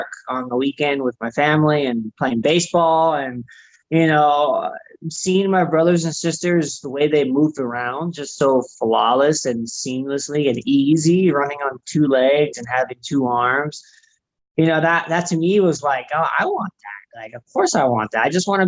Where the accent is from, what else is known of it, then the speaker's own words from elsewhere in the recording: Southern California, United States; I grew up in Southern California